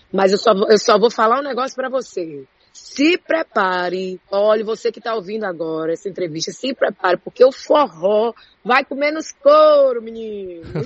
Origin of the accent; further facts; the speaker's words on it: Juazeiro do Norte, Ceará, Brazil; moved away; eu sou do interior do Ceará, eu sou de Juazeiro do Norte. Eu, eu cresci vendo fogueira na frente de casa no período de São João.